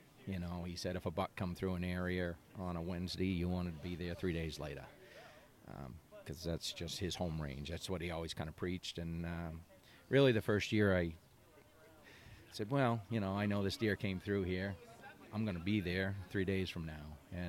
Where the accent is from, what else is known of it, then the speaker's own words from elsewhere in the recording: Wentworth, New Hampshire, United States; also born or lived in Plymouth, New Hampshire; I was born in Plymouth. New Hampshire, and basically I've lived my whole life in Wentworth, so I didn't travel far. I went to local schools, and I still work in Plymouth